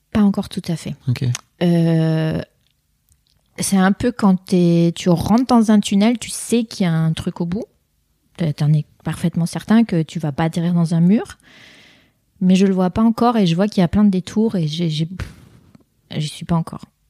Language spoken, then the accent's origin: French; France; first language French; moved away as an adult; j'ai quitté la France donc il y a 25 ans. Donc j'ai passé plus de temps à l'étranger que dans mon pays natal